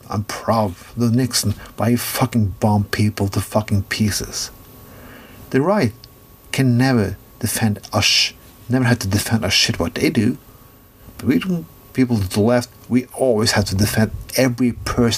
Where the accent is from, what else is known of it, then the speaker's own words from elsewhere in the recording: Norway; I'm from Norway